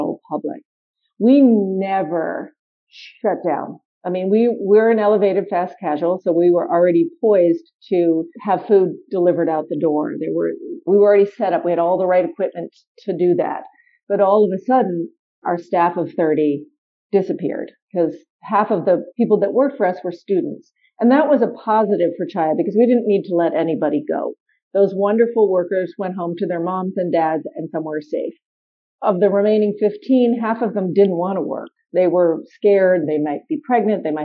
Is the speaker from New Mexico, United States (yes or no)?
no; New York City, New York, United States; now in Washington, D.C., United States; my hometown of New York City